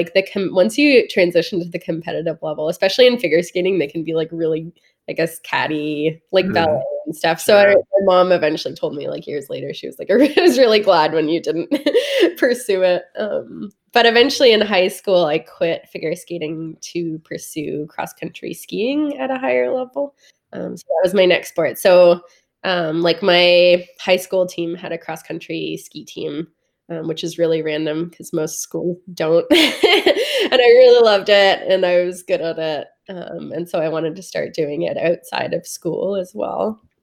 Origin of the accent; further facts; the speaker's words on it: Caledon, Ontario, Canada; I grew up in a town called Caledon, Ontario